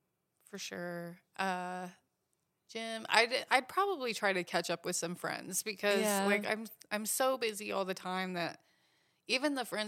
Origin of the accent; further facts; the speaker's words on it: Vail, Colorado, United States; also born or lived in Washington State; In Vail, Colorado.